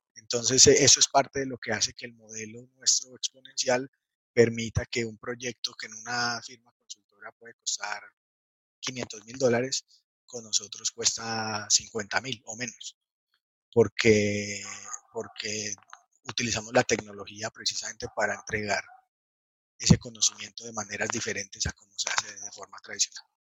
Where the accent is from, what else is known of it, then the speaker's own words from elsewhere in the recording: Manizales, Caldas, Colombia; de Colombia, nací en una ciudad pequeña de Colombia que se llama Manizales